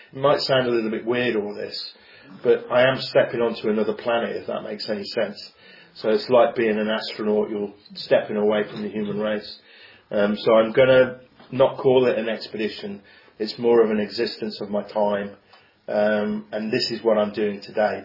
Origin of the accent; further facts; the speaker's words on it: Coventry, West Midlands, United Kingdom; I'm from Coventry. I was brought up here.